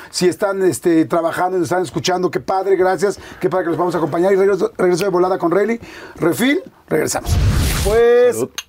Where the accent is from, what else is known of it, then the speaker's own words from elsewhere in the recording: Mexico City, Mexico; yo toda la vida aquí, yo nací aquí este, pues yo nací en el 71